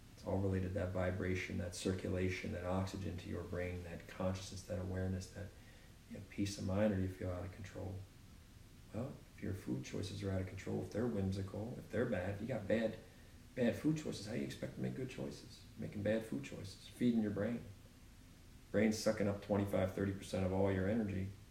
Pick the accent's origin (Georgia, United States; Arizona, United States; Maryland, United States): Maryland, United States; Baltimore; I'm from Baltimore